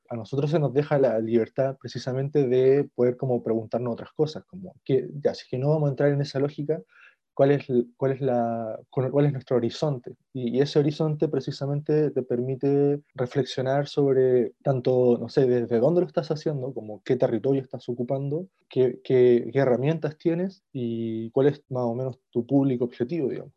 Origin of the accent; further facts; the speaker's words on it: Chile; como chilenos, incluso yo, por ejemplo, no sé, como con ascendencia mapuche